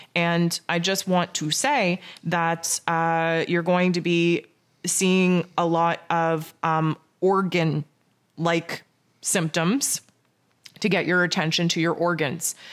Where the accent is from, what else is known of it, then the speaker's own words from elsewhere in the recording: Canada; I'm Canadian.